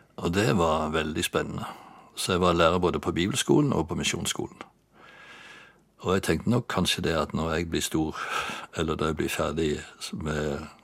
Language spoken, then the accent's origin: Norwegian; Bjerkreim, Rogaland, Norway; also born or lived in Egersund / Bryne; jeg er født i Bjerkreim i Rogaland for 73 år siden